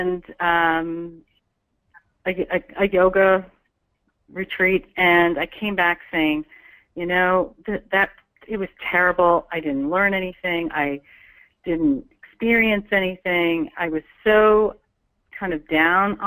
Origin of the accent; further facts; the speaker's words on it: New York, United States; I come from New York